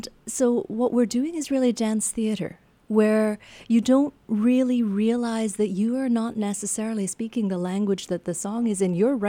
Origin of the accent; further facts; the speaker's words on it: Canada; As a Canadian researching this